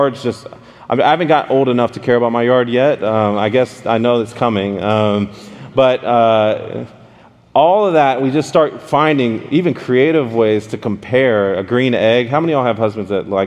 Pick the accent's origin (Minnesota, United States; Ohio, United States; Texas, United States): Texas, United States; Dallas; I'm from Dallas, Texas